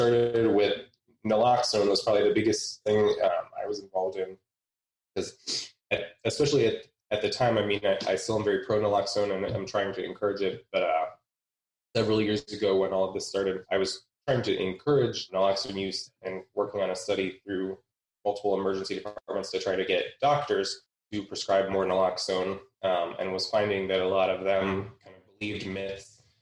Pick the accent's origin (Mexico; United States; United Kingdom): United States; outside of Cleveland, Ohio; moved away; also born or lived in Pittsburgh; I'm from outside of Cleveland originally, but I spent a large chunk of time in Pittsburgh.